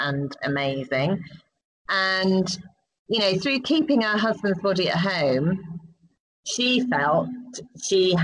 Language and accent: English; United Kingdom; as British people